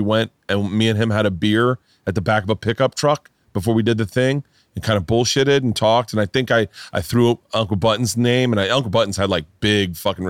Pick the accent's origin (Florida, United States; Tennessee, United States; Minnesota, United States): Florida, United States; growing up in Florida, I was obsessed.